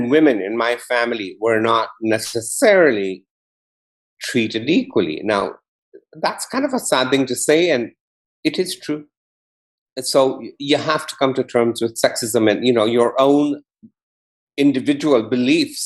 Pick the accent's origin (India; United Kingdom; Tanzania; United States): Tanzania; Kigoma; I was brought up in Tanzania. I was born in Kigoma, which is a small town on Lake Tanganyika.